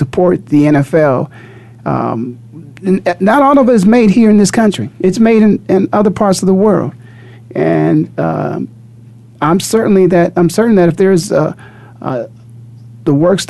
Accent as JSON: {"language": "English", "town": "Canton", "region": "Ohio", "country": "United States", "tie": "born or raised there", "moved": "yes", "lives_now": "Phoenix, United States", "said": "born and raised in Canton, Ohio"}